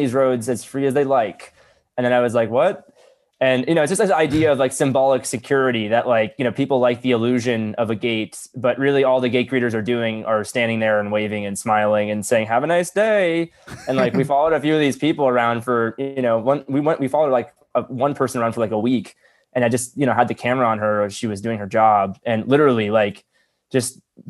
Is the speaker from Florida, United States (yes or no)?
yes; Florida, United States; I'm from Florida